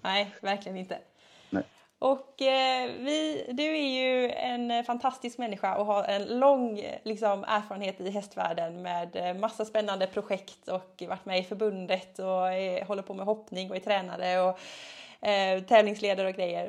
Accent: Gothenburg, Västra Götaland, Sweden; Jag är ju från Göteborg

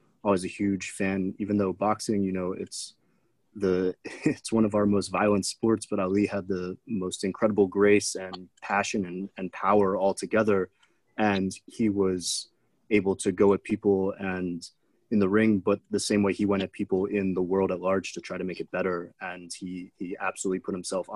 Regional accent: Pittsburgh, Pennsylvania, United States; I grew up in Pittsburgh

